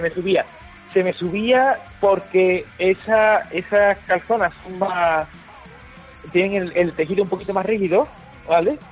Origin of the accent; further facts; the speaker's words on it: Spain; yo soy español de a pie